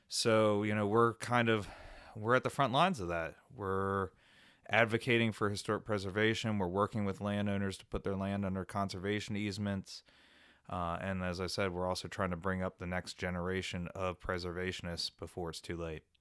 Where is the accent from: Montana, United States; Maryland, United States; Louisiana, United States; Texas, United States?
Maryland, United States; Frederick; I'm a native of Maryland. I'm, I'm from the Frederick area